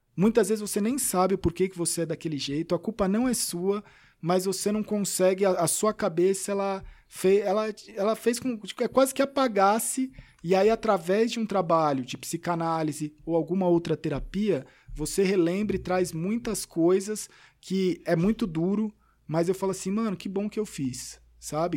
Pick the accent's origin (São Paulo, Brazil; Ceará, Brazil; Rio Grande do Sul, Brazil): São Paulo, Brazil; Eu nasci na Vila Formosa, Zona Leste